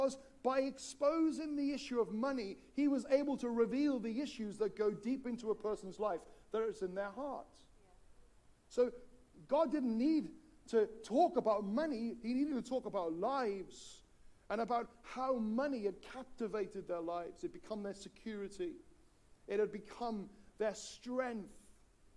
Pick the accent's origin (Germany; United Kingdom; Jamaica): United Kingdom; Wales; When I grew up in Wales